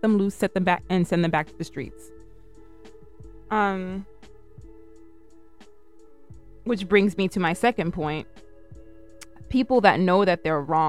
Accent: United Kingdom; accent: British; my British accent is coming out

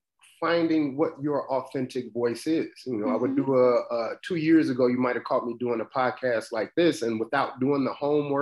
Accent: Chicago, Illinois, United States; Chicago, Chi-town.

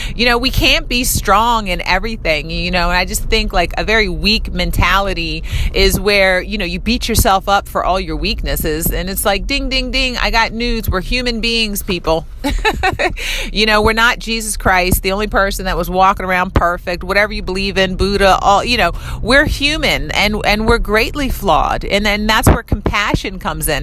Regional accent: United States; I was born here in America

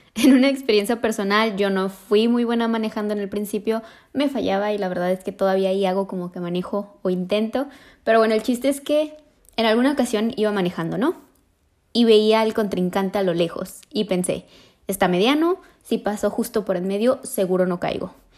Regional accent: Mexico

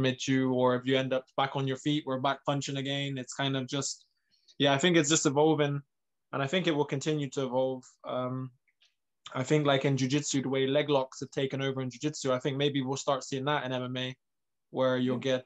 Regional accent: Bristol, South West England, United Kingdom; moved away as an adult; also born or lived in Northern Ireland / Galway, Ireland / Gloucester, England; I grew up in Bristol, England, in a rough neighborhood.

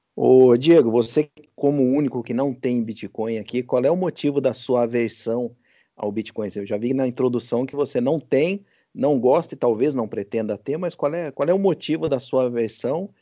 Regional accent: Brazil

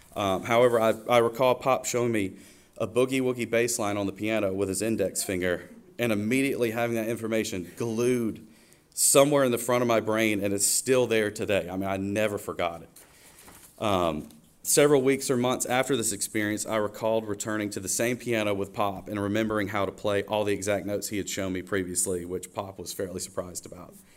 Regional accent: Watkinsville, Georgia, United States; also born or lived in Athens, Georgia; I was born in Athens, Georgia, and I grew up about 10 minutes down the road uh, in Watkinsville, Georgia, in Oconee County

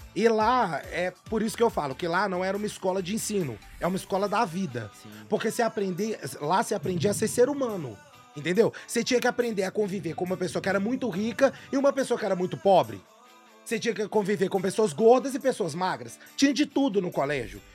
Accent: Belo Horizonte, Minas Gerais, Brazil; also born or lived in Caeté; Eu nasci aqui em Belo Horizonte e tive que ir morar em Fortuna de Minas

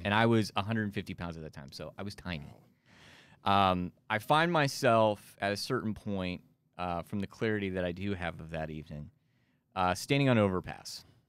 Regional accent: Amarillo, Texas, United States; moved away; I'm from Amarillo, Texas, born and raised there

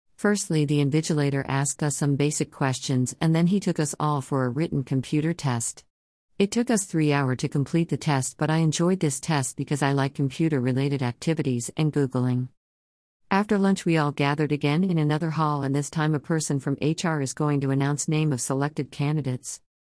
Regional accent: Rajasthan, India; I am from Rajasthan, India.

